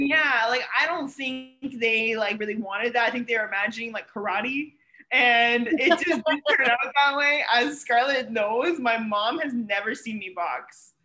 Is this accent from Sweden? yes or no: no; Ontario, Canada; moved away as an adult; now in Miami, United States; I'm obviously Canadian. I'm from Ontario. I moved here to go to school